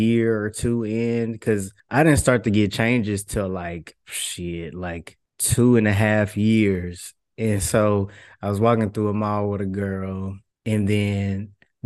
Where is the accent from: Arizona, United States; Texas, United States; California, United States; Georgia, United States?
Texas, United States; Houston; I'm from Houston, a trans guy